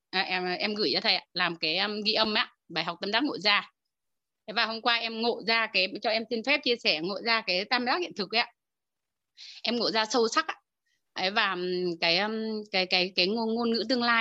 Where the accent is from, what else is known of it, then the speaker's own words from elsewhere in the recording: Hòa Bình, Vietnam; em đến từ Hòa Bình ạ